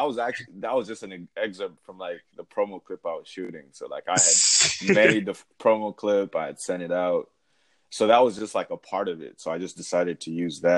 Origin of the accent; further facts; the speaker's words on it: Zambia; moved away as an adult; also born or lived in Iowa, United States; now in Atlanta, United States; I used to live in Iowa. I'm originally from Zambia, but then after high school, I moved to Iowa for college. And then after I finished my undergrad in Iowa, then I moved here to Atlanta because I'm doing my MBA right now.